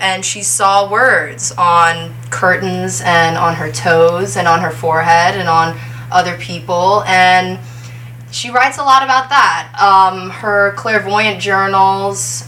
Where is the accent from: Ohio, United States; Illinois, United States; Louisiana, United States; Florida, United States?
Louisiana, United States; New Orleans; I'm a poet in New Orleans, a lifelong resident of the French Quarter